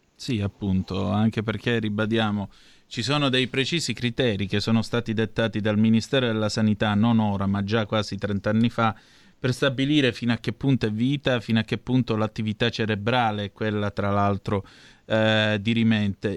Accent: Vibo Valentia, Calabria, Italy; vengo da Vibo Valencia

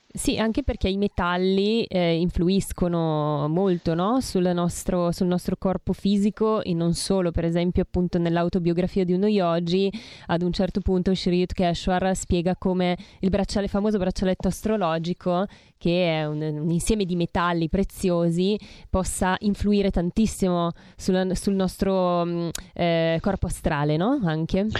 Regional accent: Bergamo, Lombardy, Italy; io poi sono bergamasca, figurati da noi si mangia tantissima carne

